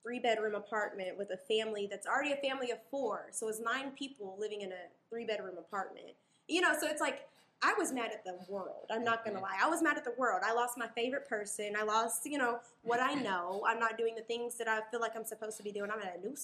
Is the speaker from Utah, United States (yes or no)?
no; Little Rock, Arkansas, United States; I'm from Little Rock, Arkansas